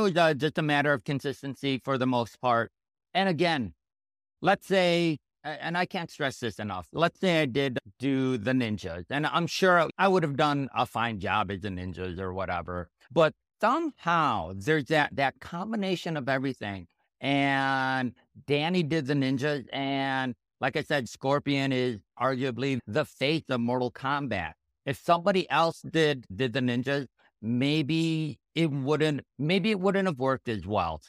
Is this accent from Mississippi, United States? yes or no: no; Chicago area, Illinois, United States; I was born in the Chicago area